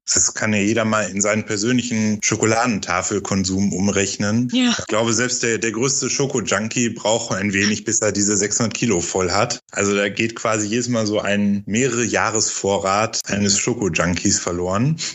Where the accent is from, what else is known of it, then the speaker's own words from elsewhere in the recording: North Rhine-Westphalia, Germany; moved away; ich komme aus Ostwestfalen ursprünglich